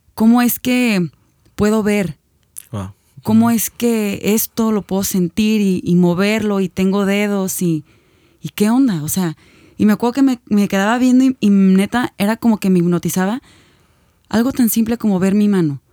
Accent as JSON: {"language": "Spanish", "town": "Guadalajara", "region": "Jalisco", "country": "Mexico", "said": "nosotros somos de Guadalajara, no sé si antes lo habíamos dicho, pero vivimos en la ciudad de Guadalajara"}